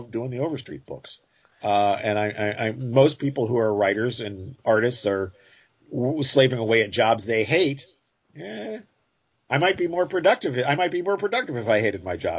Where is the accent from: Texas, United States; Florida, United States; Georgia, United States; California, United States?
Texas, United States; Hurst; my hometown, Hearst, Texas